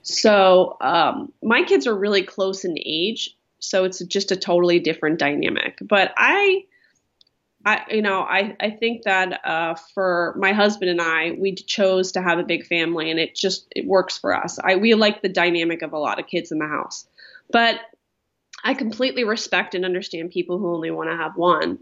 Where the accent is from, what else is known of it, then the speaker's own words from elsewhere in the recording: Philadelphia, Pennsylvania, United States; now in Orange County, United States; I'm from Philadelphia